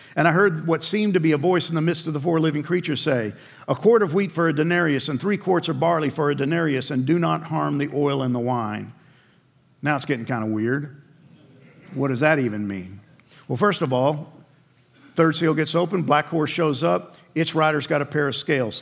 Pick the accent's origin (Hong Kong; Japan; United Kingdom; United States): United States; New York City, New York; I grew up in New York